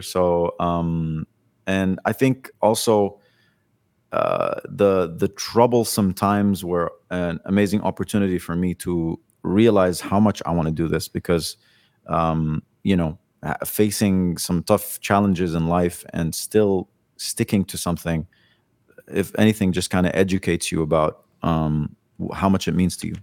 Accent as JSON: {"language": "English", "country": "Kuwait", "tie": "born or raised there", "also_born_or_lived": "Lebanon", "moved": "as an adult", "lives_now": "Dubai, United Arab Emirates", "said": "I was born in Kuwait"}